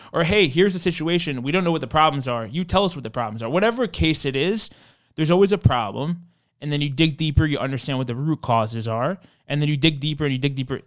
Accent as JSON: {"language": "English", "town": "New York City", "region": "New York", "country": "United States", "tie": "born or raised there", "also_born_or_lived": "Long Island / Washington, D.C.", "said": "I'm from Kew Gardens, Queens originally"}